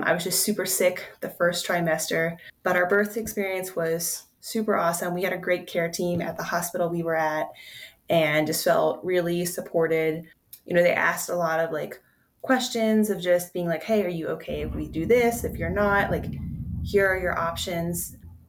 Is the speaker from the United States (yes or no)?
yes; Pennsylvania, United States; now in Denver, United States; I'm actually from Pennsylvania